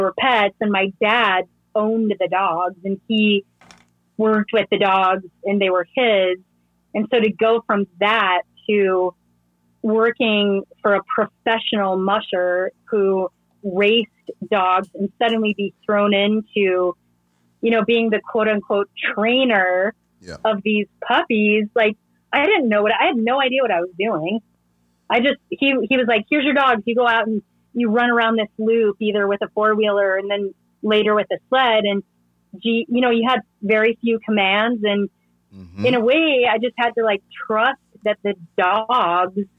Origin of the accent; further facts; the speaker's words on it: Southern Idaho, United States; also born or lived in Alaska; now in Colorado, United States; I grew up in Southern Idaho. I grew up in a very rural place